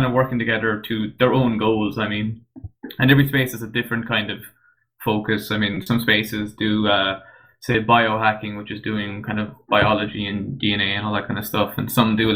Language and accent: English; County Waterford, Ireland; moved away as an adult; now in Cork, Ireland; I'm actually from Waterford, not Waterford City now, but the county. And then when I went when I went to college, then I moved to Cork